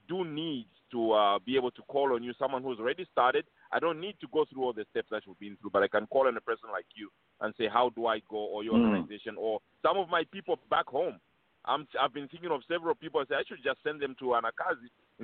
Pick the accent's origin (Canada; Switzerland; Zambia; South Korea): Zambia; Chingola, Copperbelt Province; I come from Chingola and from Kopala